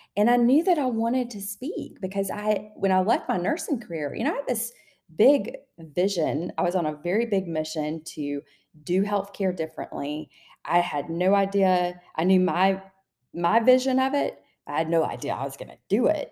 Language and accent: English; the South, Southern United States, United States; accent: Southern; I used to hold myself back so much because of my Southern accent.